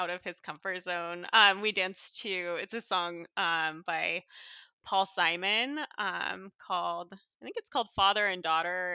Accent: Coeur d'Alene, Idaho, United States; moved away as an adult; now in Seattle, United States; our hometown, um, where I'm from, uh, North Idaho, Coeur d'Alene

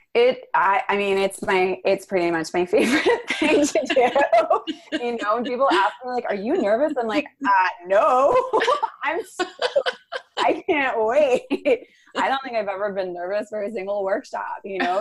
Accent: New York City, New York, United States; also born or lived in Venice, Los Angeles; now in Los Angeles, United States; I am from the East Village of Manhattan

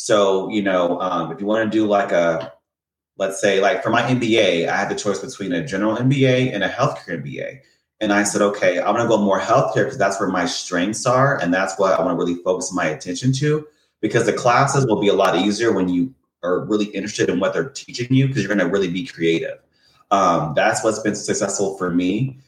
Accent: Indiana, United States; moved away; also born or lived in California; And that's funny because I moved from Indiana to California to get away from the Midwest. I lived in LA for about 7 years, San Diego for 1 year. So I'm definitely a SoCal person.

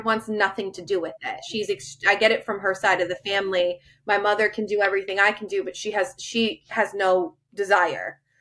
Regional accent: Rhode Island, United States; I am born and raised in Rhode Island.

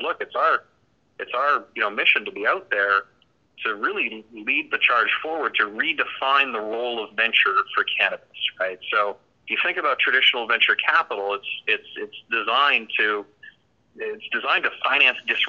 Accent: Canada; now in South Florida, United States; I'm actually from Canada originally, but I've lived in the U.S. for over half my life now, and we're based actually in South Florida

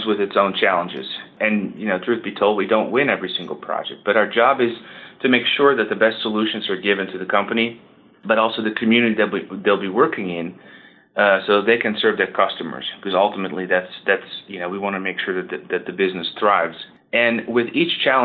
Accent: Netherlands; moved away as an adult; now in Georgia, United States; I grew up in the Netherlands

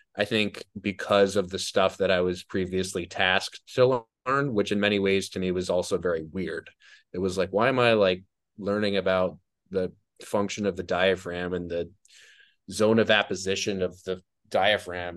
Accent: New Jersey, United States; also born or lived in New York; I grew up in New Jersey. I lived in New Jersey. for twenty-one years

